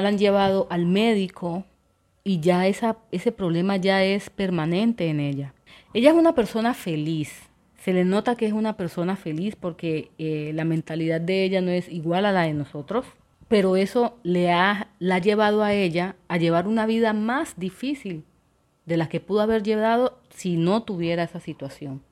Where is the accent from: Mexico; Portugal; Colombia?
Colombia; Quibdó, Chocó; yo soy de Quibdó, del departamento del Chocó de Colombia, orgullosamente